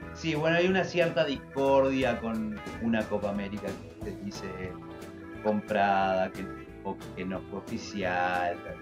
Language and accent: Spanish; Montevideo, Uruguay; tengo 36 años, soy de Montevideo, Uruguay.